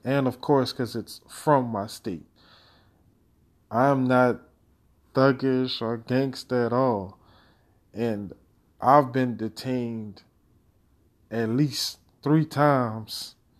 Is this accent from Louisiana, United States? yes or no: yes; Louisiana, United States; my home state of Louisiana